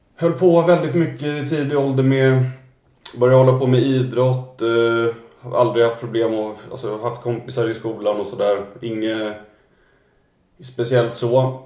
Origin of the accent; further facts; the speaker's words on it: Stockholm, Stockholm County, Sweden; jag är ju född då och uppvuxen här i Stockholm, i Vasastan